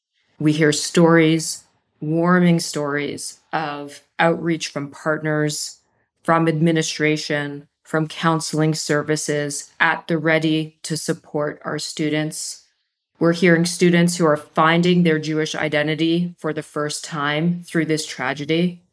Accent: Canada; I'm from Canada. My wife is from Israel.

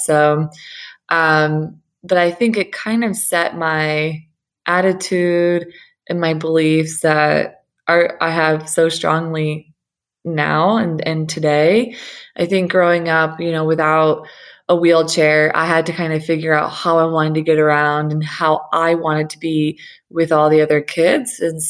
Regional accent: Saint Petersburg, Russia; born there; I was born in St. Petersburg, Russia, at the time of fall of communism in 89.

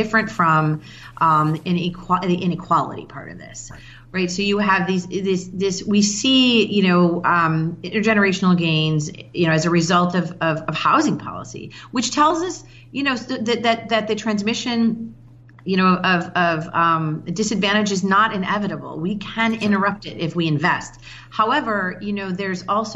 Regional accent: Chicago, Illinois, United States; now in Baltimore, United States; I'm from Chicago originally

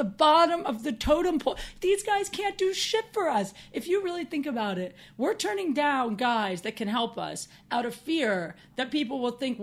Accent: Midwest, United States; also born or lived in Chicago; now in Los Angeles, United States; We're from the Midwest

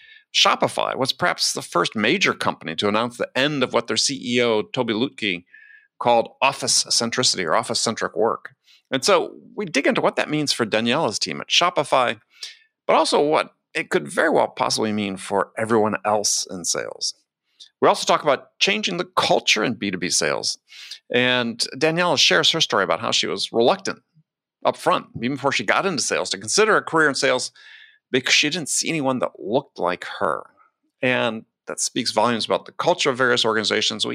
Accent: Wisconsin, United States; I grew up in Wisconsin

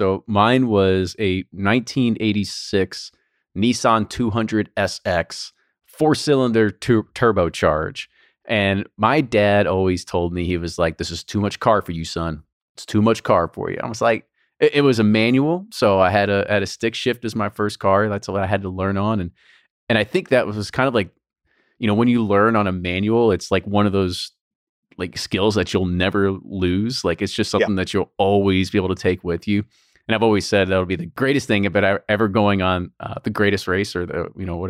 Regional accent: Kentucky, United States; we're from Kentucky. We're in Louisville.

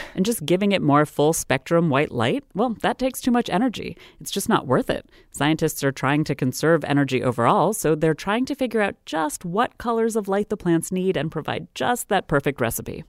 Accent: Maryland, United States; my home state of Maryland

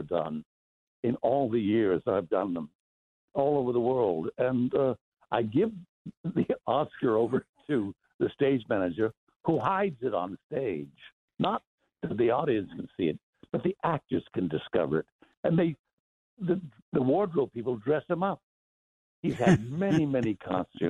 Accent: El Paso, Texas, United States; accent: Mexican; also born or lived in Pittsburgh; I was born in Pittsburgh, but I left when I was about 3 years old. I grew up in El Paso on the border. I grew up with a Mexican accent

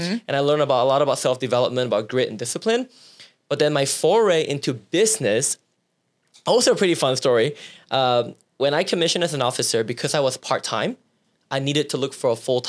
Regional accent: Seattle, Washington, United States; also born or lived in Carbondale; So at 21, I grew up in Seattle, Washington. Mm-hmm. I moved to this very small town in the middle of nowhere called Carbondale, Illinois.

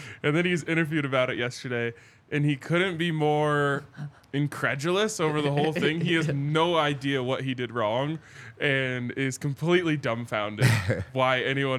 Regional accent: Charlotte, North Carolina, United States; I was from Charlotte.

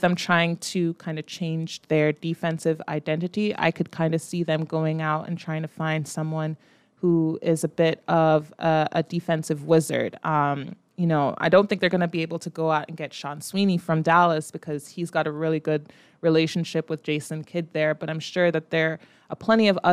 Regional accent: Jamaica; As a Jamaican

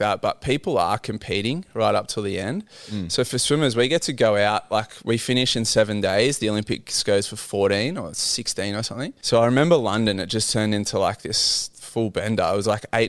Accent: Port Macquarie, New South Wales, Australia; born and raised in Port Macquarie, had a very humble, quiet upbringing.

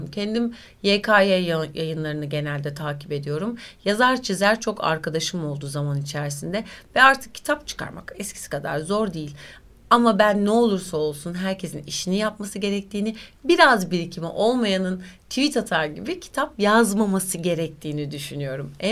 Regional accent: Turkey; Sakin bir insanımdır. Öyle çok tasasızımdır yani tam bir Türk'üm. E, yani memleket insanıyım diyeyim.

